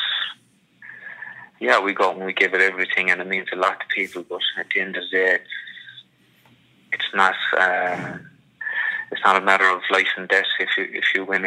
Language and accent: English; Munster, Ireland; I got to grow up around the corner from it.